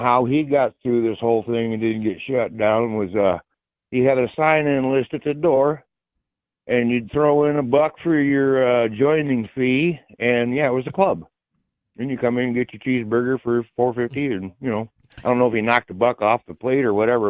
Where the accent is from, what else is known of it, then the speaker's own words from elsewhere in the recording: Michigan, United States; I'm from the Mitten.